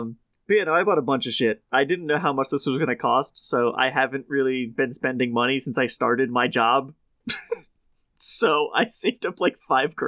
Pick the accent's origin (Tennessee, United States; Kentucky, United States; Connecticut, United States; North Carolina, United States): Connecticut, United States; I grew up in Connecticut and have lived here for 20 years